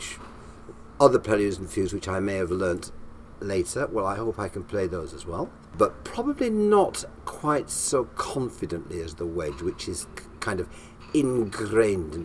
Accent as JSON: {"language": "English", "town": "Morley", "region": "Yorkshire and the Humber", "country": "United Kingdom", "tie": "born or raised there", "also_born_or_lived": "Ely", "accent": "up north", "moved": "yes", "said": "I was born and bred in Morley, which is just outside Leeds."}